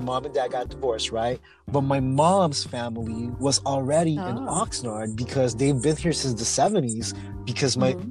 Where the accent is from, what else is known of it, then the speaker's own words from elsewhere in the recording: Philippines; now in United States; we are immigrants from the Philippines